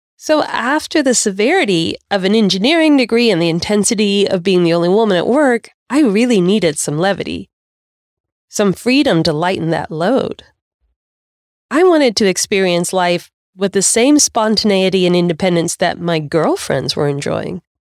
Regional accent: United States; I can do this as an American

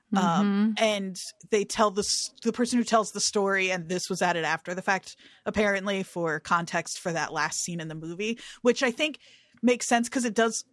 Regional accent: New Jersey, United States; growing up in New Jersey

